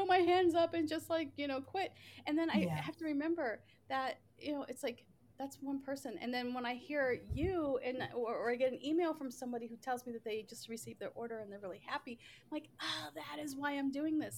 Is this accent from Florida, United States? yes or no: no; Boston, Massachusetts, United States; moved away as an adult; now in Seattle, United States; I'm originally from Boston